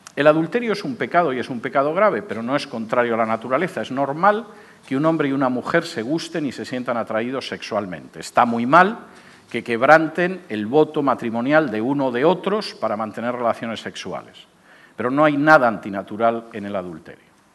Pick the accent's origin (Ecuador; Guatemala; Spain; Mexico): Spain; moved away; En el año 2005, mi país de origen era un país con una situación económica supuestamente